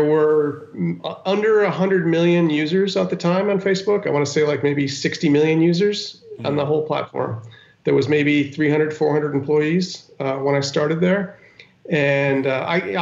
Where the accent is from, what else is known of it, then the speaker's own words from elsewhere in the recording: Westchester County, New York, United States; also born or lived in Yonkers, New York; I was born in Yonkers and grew up in Westchester County